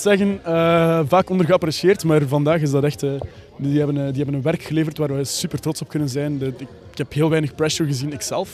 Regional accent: Aalter, Flanders, Belgium; accent: Ghent; moved away as an adult; now in Brussels, Belgium; ik ook van Oost-Vlaanderen afkomstig ben

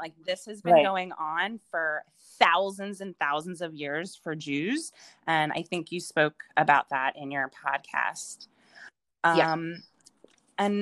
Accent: Philadelphia, Pennsylvania, United States; moved away as an adult; also born or lived in Pittsburgh / Austin / China; now in Brooklyn, United States; I currently live in the fabulous city of Brooklyn, New York. And I'm from Philadelphia.

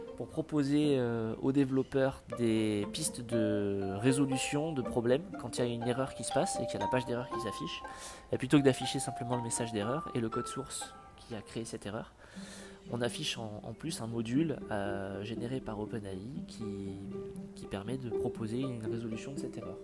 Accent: France

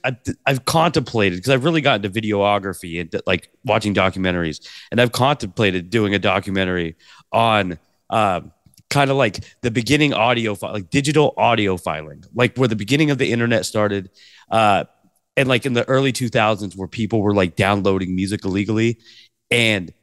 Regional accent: Portland, Oregon, United States; I grew up in Portland

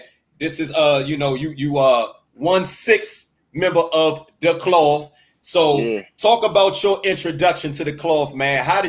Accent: Washington, District of Columbia, United States; I'm from Washington D.C.

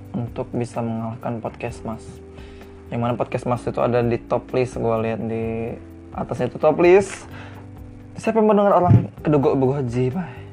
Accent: Lampung, Indonesia; Sebagai orang Lampung

